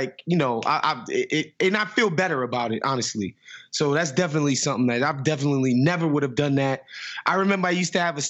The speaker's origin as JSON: {"language": "English", "region": "New York", "country": "United States", "moved": "yes", "lives_now": "Los Angeles, United States", "said": "my programming as a New Yorker"}